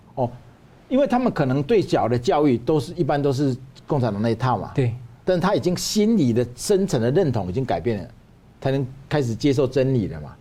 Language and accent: Chinese; Taiwan; also born or lived in China; 我是台湾人